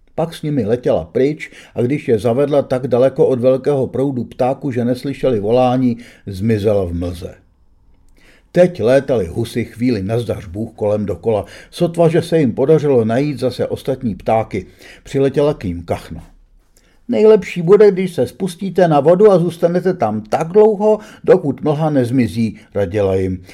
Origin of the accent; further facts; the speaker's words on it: Czechia; jsem z Čech